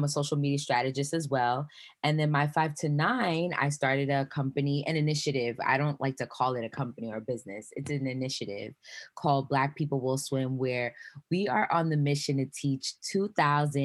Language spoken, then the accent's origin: English; New York, United States; I'm Haitian American, born and raised here in New York